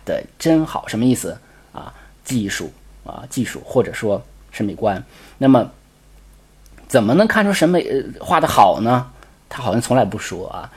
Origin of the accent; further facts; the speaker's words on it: China; 我们中国人的考试考惯了嘛